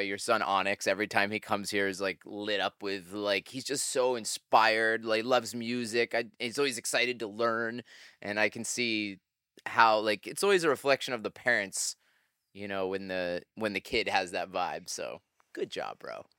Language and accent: English; upstate New York, United States; upstate New York